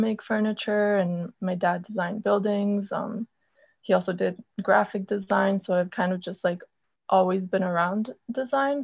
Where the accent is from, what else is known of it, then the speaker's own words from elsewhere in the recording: Argentina; I'm from Argentina